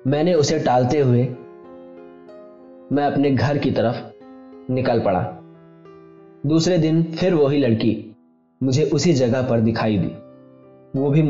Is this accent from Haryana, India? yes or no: no; Uttar Pradesh, India; और मैं उत्तर प्रदेश का रहने वाला हूं